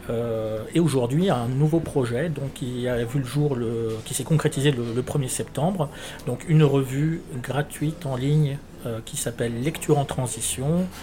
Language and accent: French; Lyon, Auvergne-Rhône-Alpes, France; also born or lived in Villeurbanne; Oui, je suis de Lyon, je suis né à Lyon.